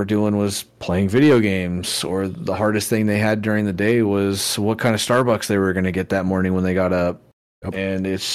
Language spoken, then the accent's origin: English; Oakdale, California, United States; now in Idaho, United States; I grew up in Oakdale, California, which is the cowboy capital of the world